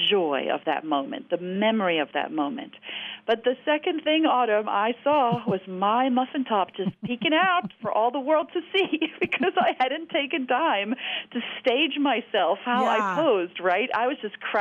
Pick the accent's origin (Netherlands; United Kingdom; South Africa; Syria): South Africa; I grew up in South Africa.